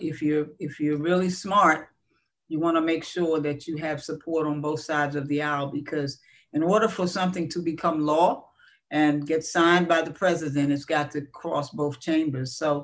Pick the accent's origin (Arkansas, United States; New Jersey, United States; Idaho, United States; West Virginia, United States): New Jersey, United States; Newark; moved away; also born or lived in North Carolina / Ohio; I grew up in Newark, New Jersey, walking those ghetto streets, a first generation college student.